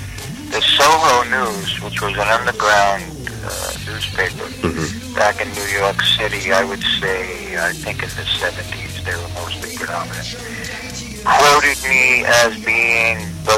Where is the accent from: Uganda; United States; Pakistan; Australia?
Australia; From down under.